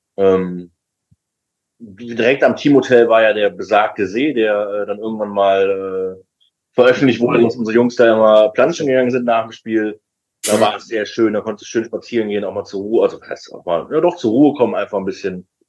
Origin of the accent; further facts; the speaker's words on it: Düsseldorf, North Rhine-Westphalia, Germany; ich bin tatsächlich an der Bremenstraße eigentlich groß geworden